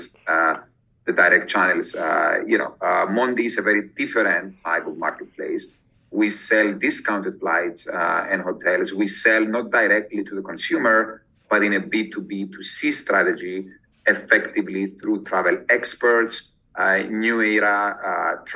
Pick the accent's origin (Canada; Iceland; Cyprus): Cyprus; moved away as an adult; also born or lived in London / Oxford; I am originally from Cyprus, which is a small island close to Greece.